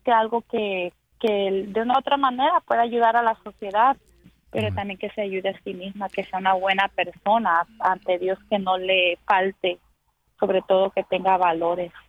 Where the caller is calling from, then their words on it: North Carolina, United States; De Carolina del Norte.